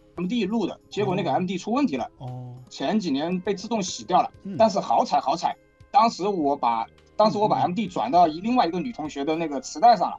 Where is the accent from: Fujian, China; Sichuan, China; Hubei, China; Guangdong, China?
Hubei, China; Wuhan; 我是武汉土著